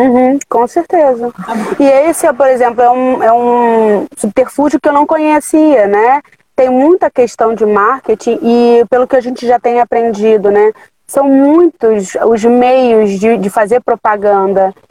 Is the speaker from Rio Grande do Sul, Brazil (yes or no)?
no; São João de Meriti, Rio de Janeiro, Brazil; o lugar onde eu nasci, onde eu me criei e me desenvolvi. Eu tive as oportunidades iniciais, então eu abri o laboratório aqui na Baixada.